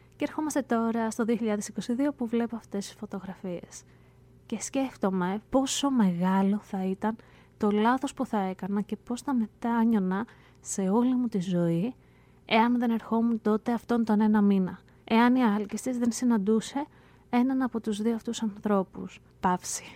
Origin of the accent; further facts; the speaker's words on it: Greece; now in United States; Εμεί που μένουμε πολύ μακριά, ε, εμεί που είμαστε εδώ στην Αμερική